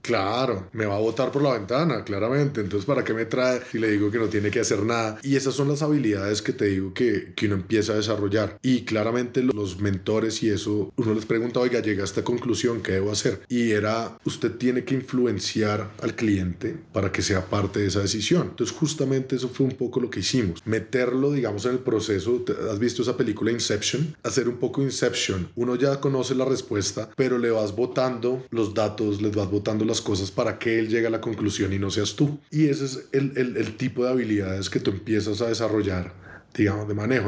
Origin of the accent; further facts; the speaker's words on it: Bogotá, Colombia; yo soy colombiano, nacido y criado en Bogotá